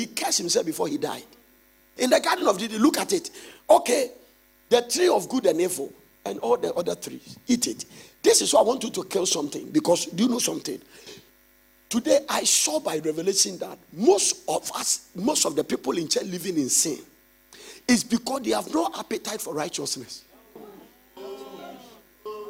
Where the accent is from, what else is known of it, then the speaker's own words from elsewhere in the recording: Ghana; as a Ghanaian